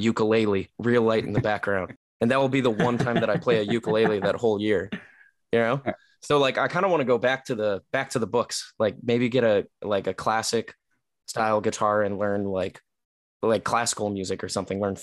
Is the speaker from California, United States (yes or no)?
yes; Whittier, California, United States; also born or lived in La Habra, California / Pomona, California; now in Orange, United States; I was born in Whittier. I lived in La Habra